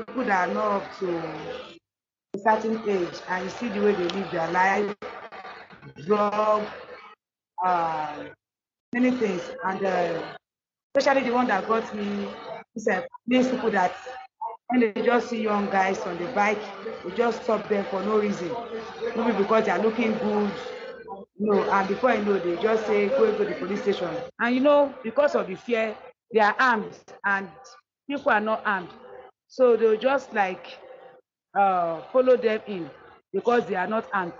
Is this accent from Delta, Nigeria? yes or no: yes; Delta, Nigeria; I'm from Delta State.